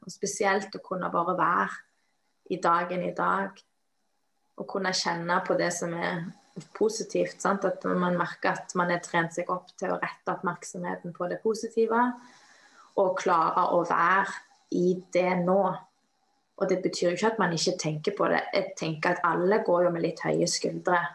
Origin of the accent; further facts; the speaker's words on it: Western Norway, Norway; moved away; jeg kommer fra Vestlandet